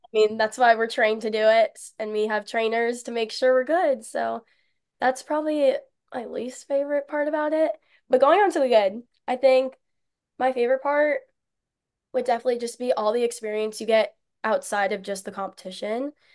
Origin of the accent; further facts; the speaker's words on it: Melbourne, Florida, United States; moved away as an adult; now in Minnesota, United States; I started it at my hometown studio, Dance Mania All Stars in Milburn, Florida